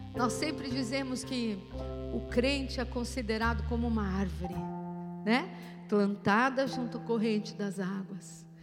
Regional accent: São Paulo, Brazil; Nós os paulistas

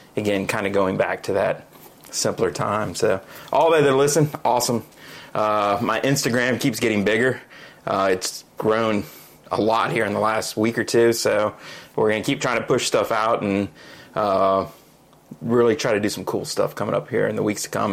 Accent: United States; I'm American

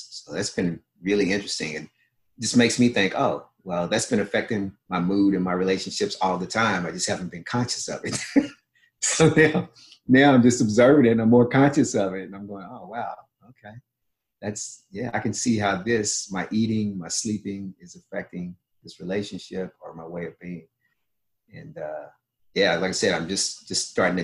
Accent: Kentucky, United States; growing up in Kentucky, you know, born in the 60s

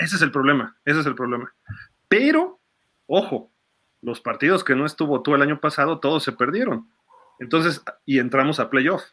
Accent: Mexico; Siendo mexicano

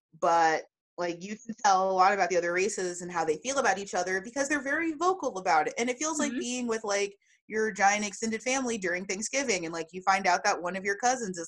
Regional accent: North Texas, United States; now in San Antonio, United States; even though I'm from Texas, I'm from North Texas. And like, that has really shaped me.

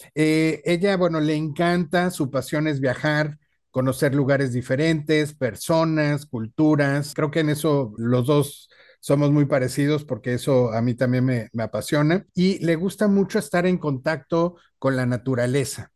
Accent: Mexico

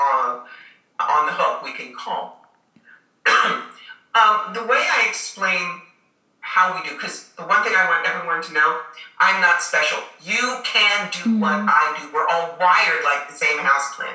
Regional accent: United States; I'm an American

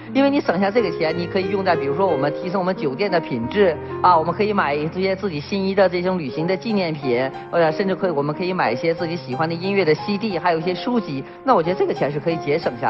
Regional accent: China; 我们中国人

